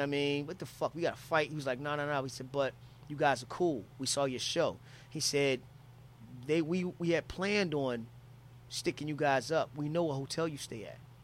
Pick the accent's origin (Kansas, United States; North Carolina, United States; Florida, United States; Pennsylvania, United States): Pennsylvania, United States; Philadelphia; I'm from Philly